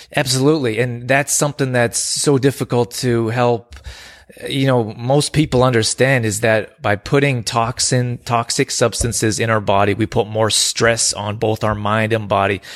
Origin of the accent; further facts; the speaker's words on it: Canada; also born or lived in California; I grew up here in Canada